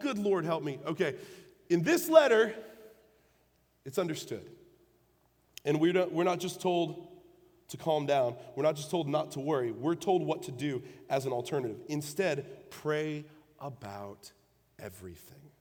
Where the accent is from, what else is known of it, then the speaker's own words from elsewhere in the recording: Illinois, United States; moved away; I'm from the North. I'm from Illinois.